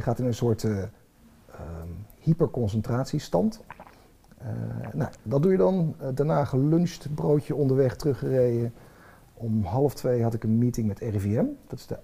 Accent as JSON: {"language": "Dutch", "area": "Twente", "region": "Overijssel", "country": "Netherlands", "said": "ik kom uit Twente"}